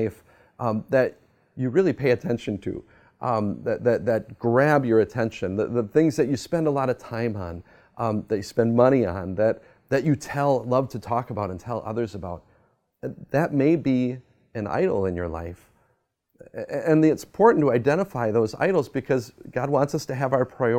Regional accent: United States; also born or lived in Germany; as an American

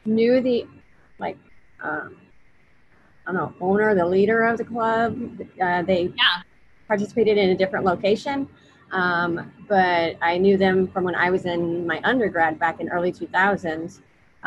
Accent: Omaha, Nebraska, United States; I am a native of Omaha, North Omaha

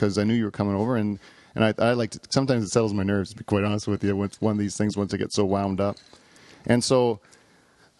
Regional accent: Canada; here in Canada, that's what we drink

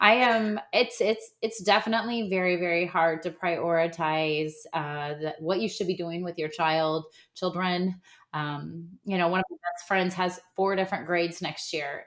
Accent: Midwest, United States; I'm from the Midwest

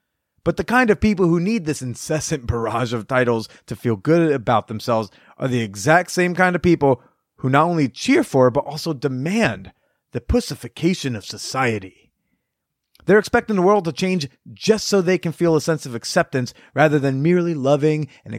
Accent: the Bible Belt, United States; Now, as I just mentioned, I am from the Bible Belt. Sex before marriage is still deemed a hellbound sin here.

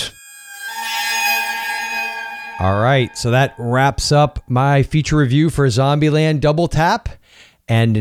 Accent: Florida, United States; the capital of my home state

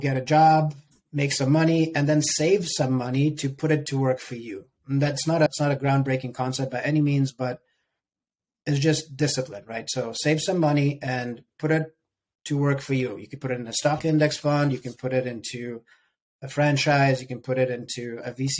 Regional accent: Sierra Leone; moved away as an adult; also born or lived in Ukraine; now in United States; I lived there till I was 7 and a half, almost 8. Moved to Sierra Leone

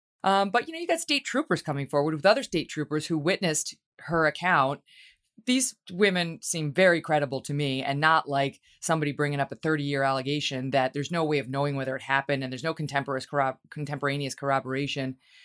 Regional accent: New York, United States; And unfortunately, as a New Yorker, I'm on the side

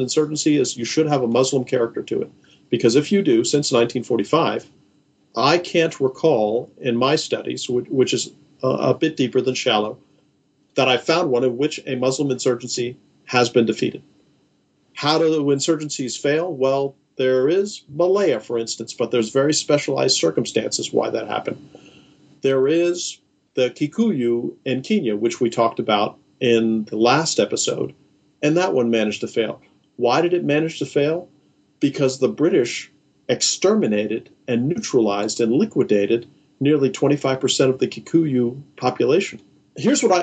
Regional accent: United States; as an American subject.

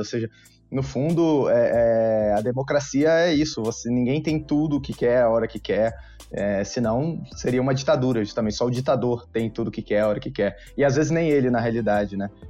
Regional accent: Rio de Janeiro, Brazil; also born or lived in Brasília; now in São Paulo, Brazil; Eu sou do Rio de Janeiro, apesar de ter morado muito tempo em Brasília e hoje está em São Paulo, fazendo parte do, do IFL São Paulo eu nasci no Rio de Janeiro

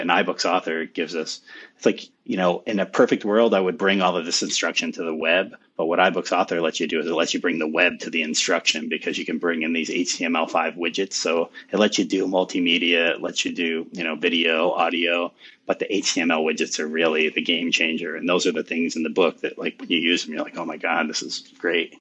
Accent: United States; my hometown here

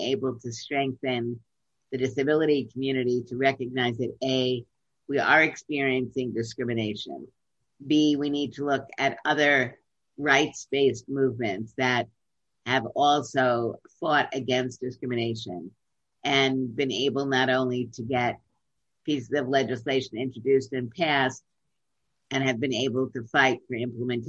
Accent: New York City, New York, United States; I grew up in Brooklyn

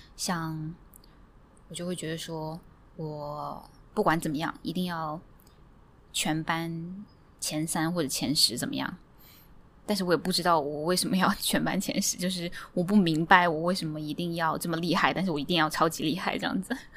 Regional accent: Hefei, Anhui, China; moved away as an adult; also born or lived in Hong Kong; now in Singapore; 本身来自安徽合肥， 我在安徽合肥出生， 然后在大学的时候搬去了香港， 在香港住了八九年之后， 嗯， 现在住在新加坡， 然后我在朝九晚五，我是一个 Googler， 嗯， 在Google新加坡做YouTube广告这一块

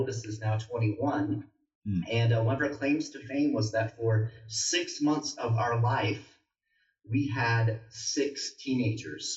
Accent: Naples, Florida, United States; now in Colorado Springs, United States; So I'm from Naples, Florida. That's where I grew up

